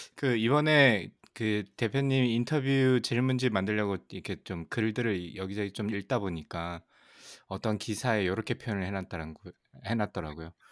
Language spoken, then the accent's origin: Korean; Ulsan, South Korea; 울산 출신.